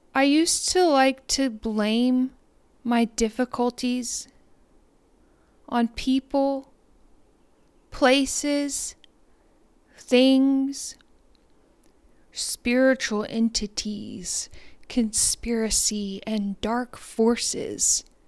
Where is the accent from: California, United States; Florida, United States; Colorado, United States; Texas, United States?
Texas, United States; Deer Park; now in Trinity, United States; I'm from Deer Park, Texas.